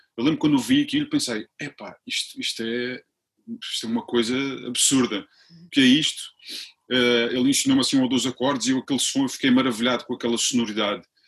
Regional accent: Funchal, Madeira, Portugal; moved away as an adult; eu vim da Madeira já eu saí da Madeira em 95, ainda voltei lá um ano, mas estou, estou fora há 20, há 20

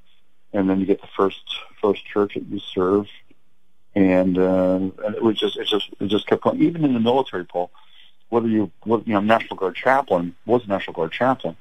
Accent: Lancaster County, Pennsylvania, United States; I was raised in Lancaster County, Pennsylvania

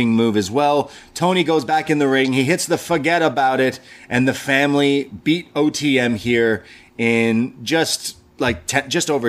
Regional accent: Canada; I'm Canadian

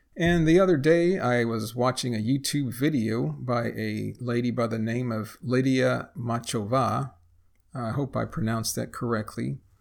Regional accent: United States; first language English; I am a native English speaker born and raised in the United States, and I'm also a retired engineer living in a small Texas town

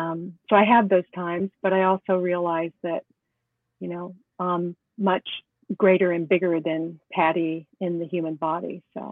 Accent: Los Angeles, California, United States; moved away as an adult; also born or lived in Canton, Connecticut / New York City; I was born and raised in California. LA, the city of angels, at the Queen of Angels Hospital.

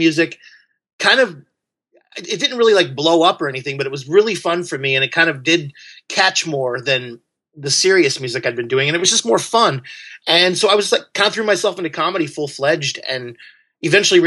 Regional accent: Southern Illinois, United States; moved away; also born or lived in Belleville, Illinois / San Francisco; I grew up in Southern Illinois. Farm towns

